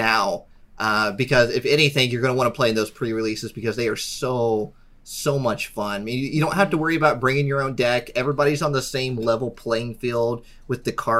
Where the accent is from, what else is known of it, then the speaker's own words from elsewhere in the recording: Indiana, United States; I'm from Indiana